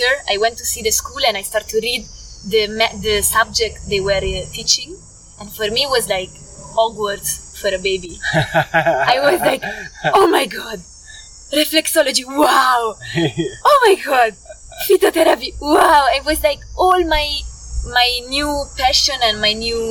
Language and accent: English; Milan, Lombardy, Italy; English is a second language; moved away as an adult; also born or lived in Portugal; I grew up in Milan, and Milan is a city.